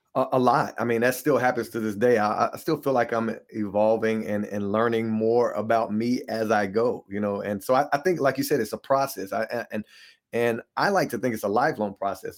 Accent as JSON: {"language": "English", "town": "Hickory", "region": "North Carolina", "country": "United States", "tie": "born or raised there", "said": "I was born and raised in Hickory, North Carolina, so that's where I'm originally from"}